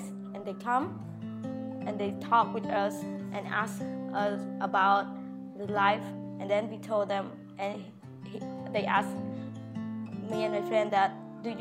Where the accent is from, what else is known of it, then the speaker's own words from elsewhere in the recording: Phnom Penh, Cambodia; I was born in Phnom Penh